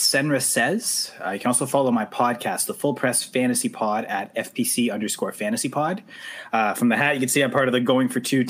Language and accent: English; Canada; I'm Canadian, right?